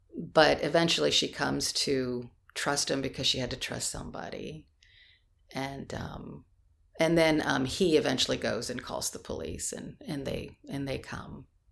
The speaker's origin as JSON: {"language": "English", "town": "Canton", "region": "Ohio", "country": "United States", "said": "I'm from Canton, Ohio."}